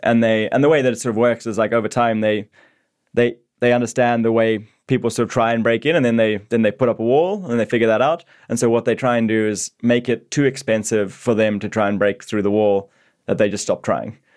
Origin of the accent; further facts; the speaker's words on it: Zimbabwe; moved away as an adult; now in Australia; I grew up in Zimbabwe